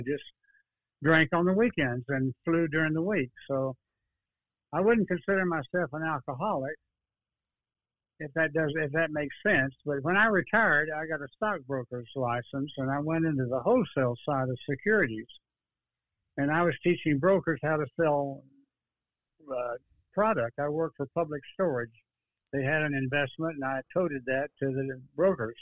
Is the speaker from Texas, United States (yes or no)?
yes; Dallas, Texas, United States; now in Austin, United States; born in Dallas, 1931